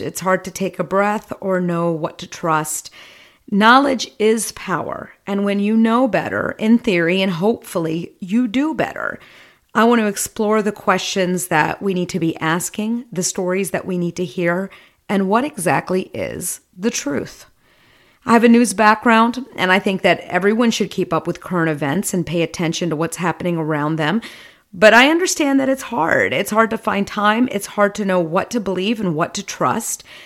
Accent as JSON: {"language": "English", "country": "United States", "said": "I'm an American of Indian descent, a Hindu. My parents emigrated here in the seventies"}